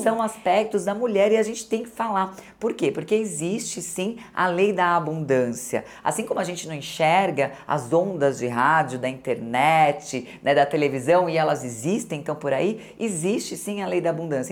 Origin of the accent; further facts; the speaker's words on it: Santo André, São Paulo, Brazil; eu sou de Santo André, adoro minhas amigas de Santo André, trabalhando aos 11 anos de idade